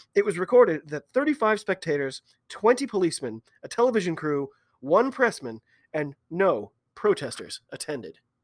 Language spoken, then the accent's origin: English; United States; I'm an American